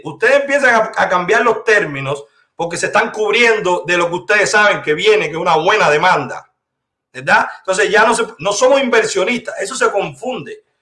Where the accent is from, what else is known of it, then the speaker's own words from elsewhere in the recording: Cuba; now in United States; Yo vivo en la Florida. Usted es cubana de Camagüey, yo soy cubano de toda Cuba.